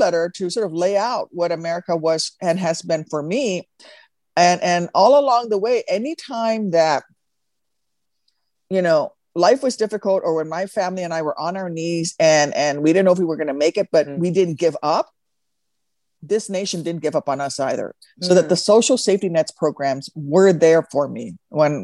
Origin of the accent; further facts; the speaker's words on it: Midwest, United States; I'm from the Midwest. I am from a prairie state